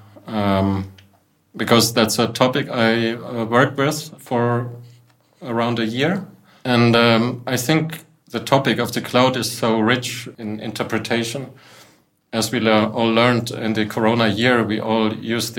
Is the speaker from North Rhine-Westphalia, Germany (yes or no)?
no; Munich, Bavaria, Germany; I'm from Munich. I work in Munich. And I come from an artist family in Munich.